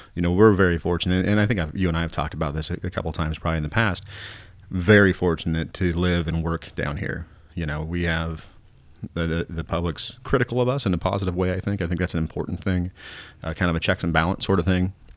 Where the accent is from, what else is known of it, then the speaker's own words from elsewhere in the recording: Southern Oregon, United States; Southern Oregon people are trying to really, truly be Southern Oregon people